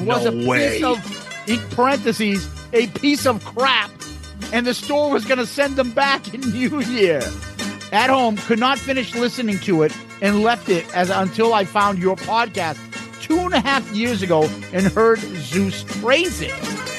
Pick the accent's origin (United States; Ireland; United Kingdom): Ireland; Dublin, Leinster; accent: Dublin; It sounds like you're slagging my Dublin accent.